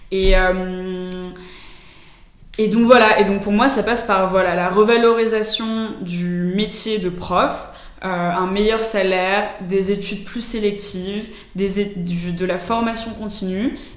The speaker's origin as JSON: {"language": "French", "country": "United States", "said": "qu'est-ce que c'était l'école pour moi en tant qu'Américain"}